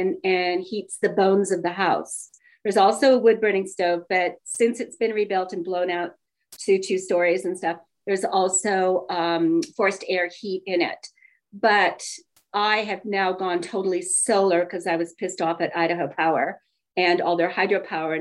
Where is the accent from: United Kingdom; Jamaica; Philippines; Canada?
Canada; Calgary, Alberta; moved away; also born or lived in Edmonton, Alberta, Canada / Las Vegas; I was born in Edmonton, Alberta, Canada. I grew up in Calgary